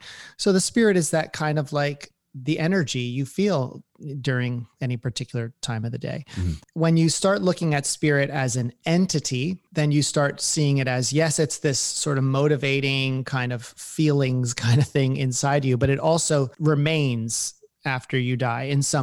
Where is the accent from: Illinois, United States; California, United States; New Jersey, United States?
New Jersey, United States; I mean, I grew up in New Jersey.